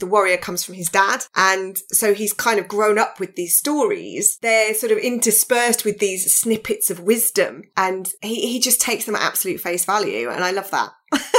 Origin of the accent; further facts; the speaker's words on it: Birmingham, West Midlands, United Kingdom; I'm a Brummie and, you know, we don't get represented enough. So that's where the accent then came in.